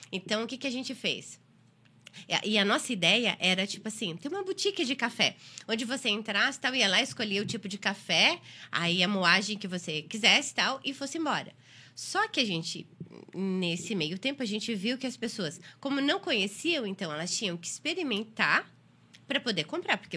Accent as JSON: {"language": "Portuguese", "town": "Criciúma", "region": "Santa Catarina", "country": "Brazil", "tie": "born or raised there", "also_born_or_lived": "Nova Veneza / Rio de Janeiro", "moved": "as an adult", "said": "eu nasci em Nova Veneza, mas uh, sempre morei uh, em Criciúma até 2000 e não, até 95."}